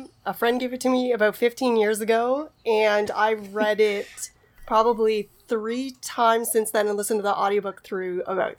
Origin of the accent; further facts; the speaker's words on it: Canada; As a Canadian